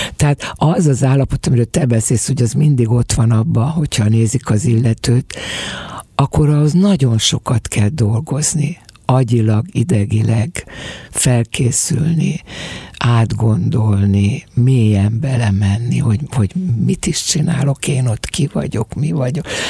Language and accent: Hungarian; Budapest, Hungary; also born or lived in a Swabian village in Hungary (birthplace); amikor három évesen velem egy szál bőröndel meg egy, egy gyerekágyal elindult, mint a albéletről albélethez zugróba. Amúgy meg hálságyon születtem egy sváb faluba